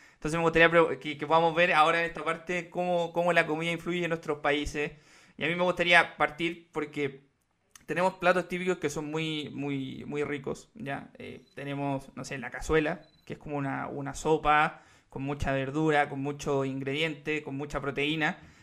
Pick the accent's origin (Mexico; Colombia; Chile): Chile; como chilenos somos tan, eh, en, tan afables